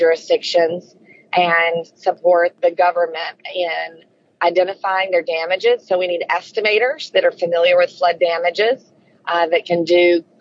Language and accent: English; Alabama, United States; moved away; also born or lived in New York; I'm originally from Alabama, so as a Southerner